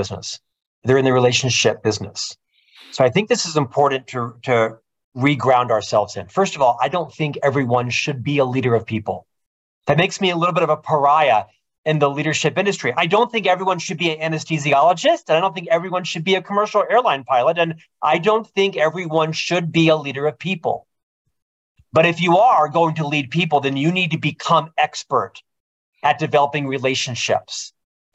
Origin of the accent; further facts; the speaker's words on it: Orlando, Florida, United States; moved away as an adult; also born or lived in Provo, Utah; Originally from Florida, I'm from Orlando